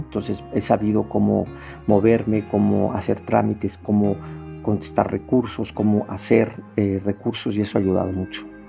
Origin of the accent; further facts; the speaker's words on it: Mexico City, Mexico; yo soy originario de la Ciudad de México, aquí en una zona que se llama Roma Condesa, en el corazón de, la ciudad, en la alcaldía Cuauhtémoc. Pues crecí aquí en este eh, esta zona